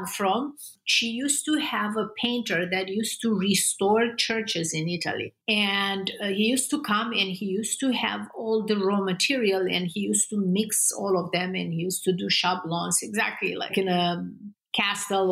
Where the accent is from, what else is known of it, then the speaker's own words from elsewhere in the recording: Constanța, Romania; moved away as an adult; I grew up in Romania in a communist regime.